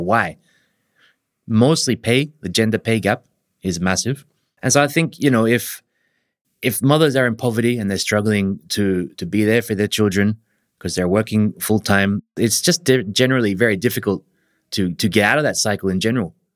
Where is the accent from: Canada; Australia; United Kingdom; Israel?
Australia; moved away as an adult; now in Japan; I'm an Australian. I've been living in Japan for about twenty years.